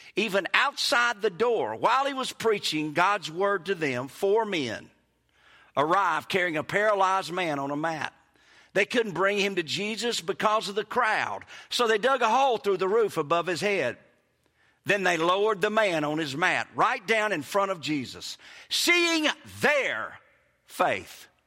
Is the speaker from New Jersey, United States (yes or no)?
no; Kosciusko, Mississippi, United States; accent: Mississippi; moved away as an adult; also born or lived in Hattiesburg, Mississippi / Clinton, Mississippi; now in Florida, United States; I was born in Hattiesburg, raised in Kosciuszko, moved to Clinton High School, and I'm telling you, people make fun of my accent.